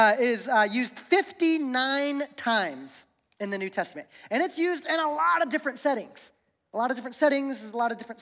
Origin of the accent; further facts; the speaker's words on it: Ohio, United States; moved away as an adult; now in Spokane, United States; I grew up in Ohio. I've been here for about 8 years, but growing up in Ohio, I literally learned how to drive in the snow and in the ice